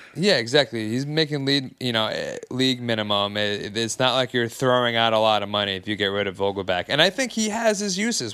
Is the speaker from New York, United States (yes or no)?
yes; Long Island, New York, United States; I'm from Long Island